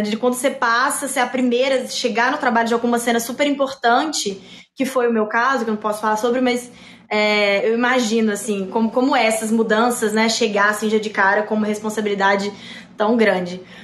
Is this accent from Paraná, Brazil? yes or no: no; Belo Horizonte, Minas Gerais, Brazil; now in São Paulo, Brazil; eu também sou de BH